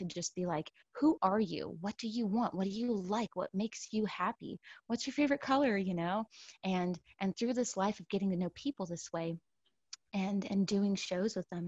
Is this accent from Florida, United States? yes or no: no; San Antonio, Texas, United States; moved away as an adult; also born or lived in Brooklyn, New York; now in New York, United States; I hail originally from San Antonio, Texas, and I've been in New York, in Brooklyn, for about 7 years now.